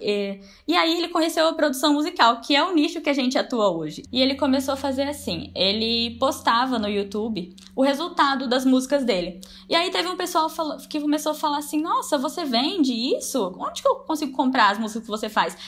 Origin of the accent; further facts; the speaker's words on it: Ibiraúna, Brazil; eu sou de Ibiraúna, uma cidadezinha de cinco mil habitantes